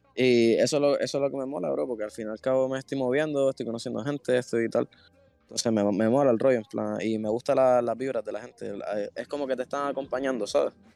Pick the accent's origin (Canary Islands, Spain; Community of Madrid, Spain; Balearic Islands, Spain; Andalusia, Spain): Canary Islands, Spain; siendo de Canarias